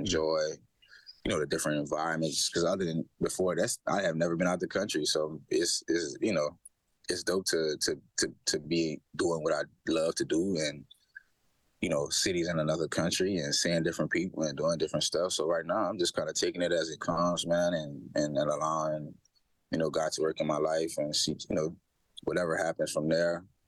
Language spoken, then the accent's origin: English; Louisiana, United States; moved away; also born or lived in Hamilton, Canada; I'm from Louisiana